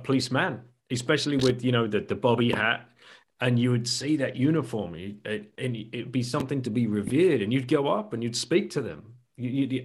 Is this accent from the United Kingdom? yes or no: yes; United Kingdom; as a British person